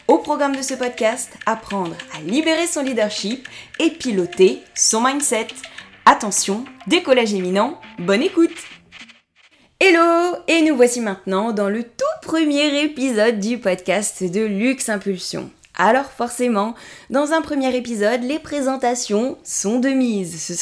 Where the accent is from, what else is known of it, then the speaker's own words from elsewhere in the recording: Corsica, France; born there; Je suis née en Corse il y a 33 ans et je voue un attachement particulier à mon île de beauté.